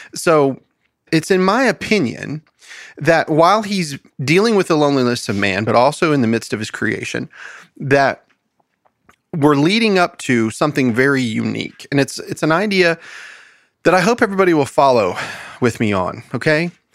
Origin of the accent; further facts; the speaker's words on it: United States; as an American